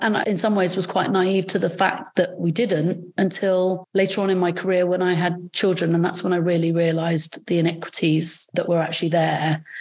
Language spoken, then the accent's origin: English; Salisbury, South West England, United Kingdom; English is a second language; I didn't grow up in London. I grew up in Salisbury, where there was very few people.